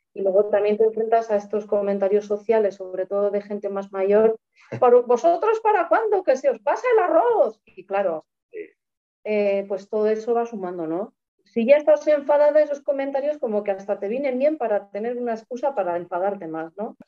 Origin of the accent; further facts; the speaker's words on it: Tolosa, Basque Country, Spain; moved away as an adult; now in Vitoria-Gasteiz, Spain; Soy de, un pueblo cerca de San Sebastián que se llama Tolosa